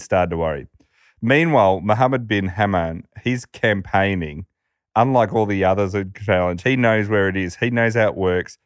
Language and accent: English; Australia; when you grow up, like, we're an Australian